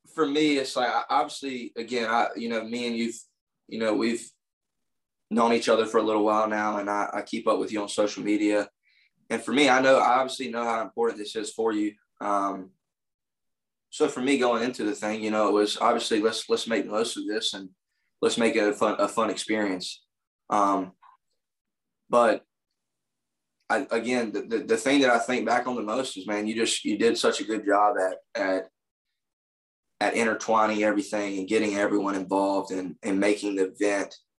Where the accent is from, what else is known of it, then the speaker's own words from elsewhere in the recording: United States; as an American